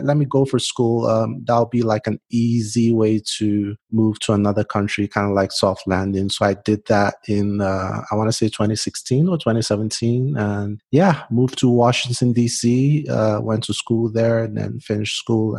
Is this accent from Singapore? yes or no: no; Port Harcourt, Rivers State, Nigeria; now in United States; I'm Nigerian. I was born in South Nigeria, a state called Port Harcourt, which is like a seaside city.